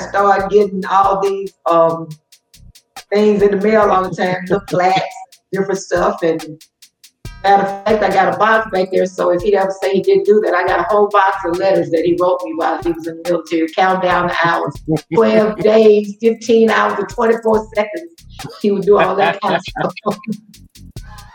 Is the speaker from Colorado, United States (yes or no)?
no; Mount Vernon, Alabama, United States; also born or lived in Whatley, Alabama; I grew up in Mount Vernon, Alabama